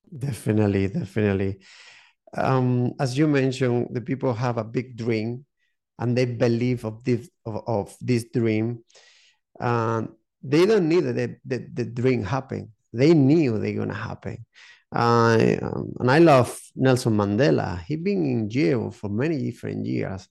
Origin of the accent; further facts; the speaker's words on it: southern Spain, Spain; English is a second language; moved away as an adult; also born or lived in United Kingdom; now in Málaga, Spain; I'm from Spain. Um, yeah, from the south of Spain